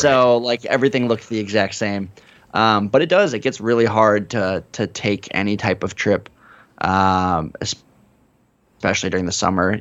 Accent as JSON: {"language": "English", "country": "United States", "said": "as an American"}